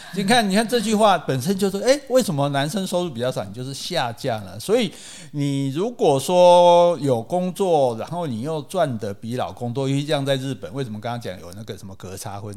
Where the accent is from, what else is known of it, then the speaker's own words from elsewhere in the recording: Taiwan; 可是你看我们台湾人来就不一样啊